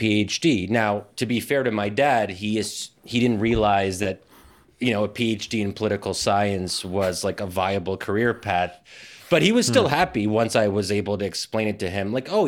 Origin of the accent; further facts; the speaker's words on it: Pennsylvania, United States; where I grew up in Pennsylvania